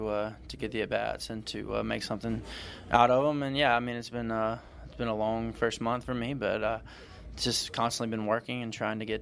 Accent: North Carolina, United States; moved away as an adult; now in Cypress, United States; I'm from North Carolina, and I'll always claim North Carolina. But yeah, I love it here. Love living in the area, and stay out in Cypress.

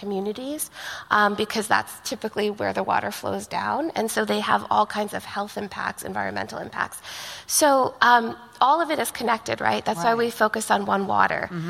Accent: India; now in California, United States; I'm from India

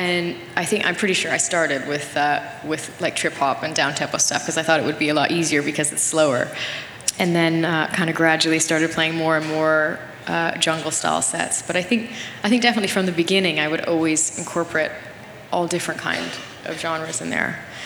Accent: Nelson, British Columbia, Canada; I didn't really do that many gigs in my hometown

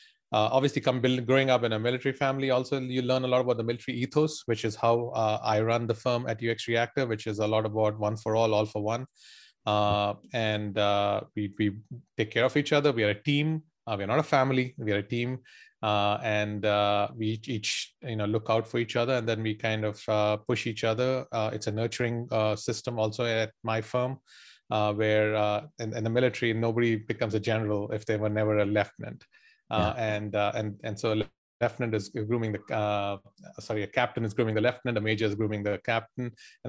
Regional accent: India; All your young life, so that was what I would say was a youngster growing up in India.

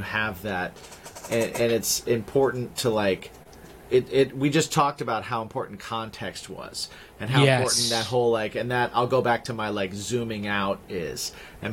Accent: Indiana, United States; I grew up in Indiana

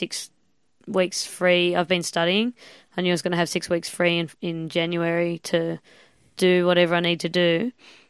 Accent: Sydney, New South Wales, Australia; moved away as an adult; now in Melbourne, Australia; I was from Sydney. I moved to Melbourne a couple of years ago.

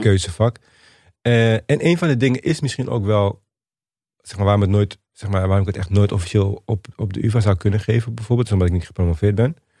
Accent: Suriname; now in Netherlands; ik ben in Suriname geboren

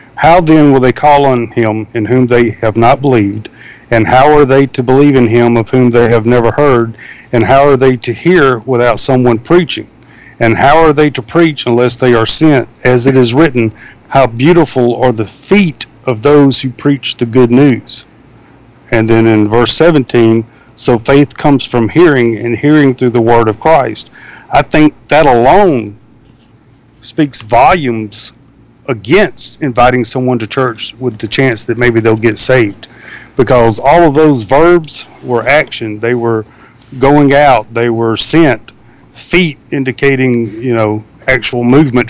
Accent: the South, United States; growing up in the South

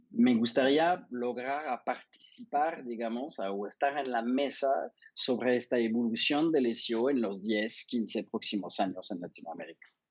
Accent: France; now in Mexico; siendo francés

